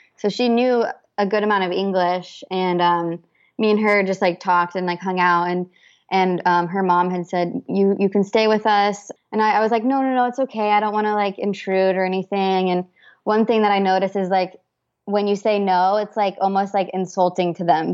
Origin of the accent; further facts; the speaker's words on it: Boise, Idaho, United States; moved away as an adult; now in San Diego, United States; grew up in Boise, Idaho